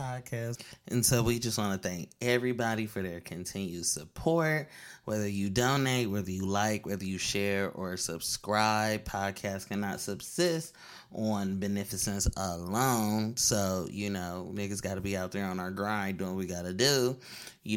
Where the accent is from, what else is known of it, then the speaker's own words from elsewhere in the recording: Oakland, California, United States; I'm from Deep East Oakland.